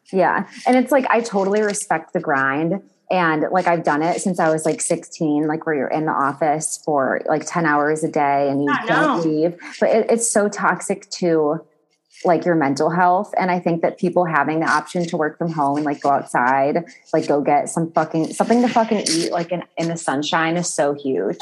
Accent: Cleveland, Ohio, United States; now in Newport Beach, United States; I'm from Ohio

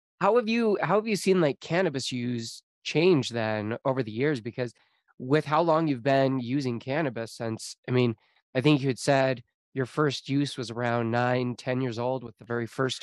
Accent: Utah, United States; born or raised there

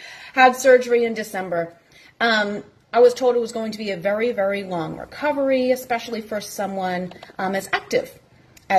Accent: Massachusetts, United States; moved away; also born or lived in the South; I'm originally from the North, born and raised in Massachusetts.

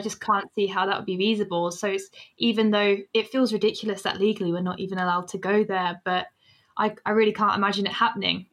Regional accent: Northampton, East Midlands, United Kingdom; now in Sheffield, United Kingdom; I'm from Northampton

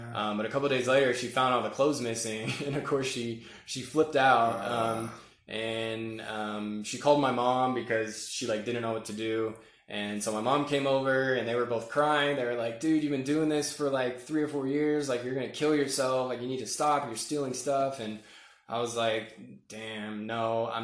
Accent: Murfreesboro, Tennessee, United States; also born or lived in Washington, D.C. / Northern Virginia; And then at 10, we moved to Murfreesboro, Tennessee, which is kind of like a suburb of Nashville. Went to, 5th through college there.

